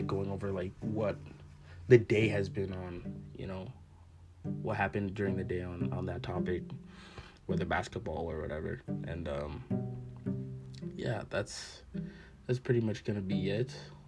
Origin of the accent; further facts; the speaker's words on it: Calgary, Alberta, Canada; I'm from Calgary